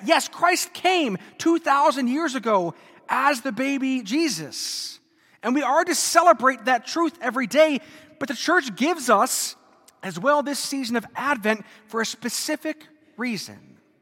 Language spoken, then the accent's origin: English; Germany; moved away; I grew up in Germany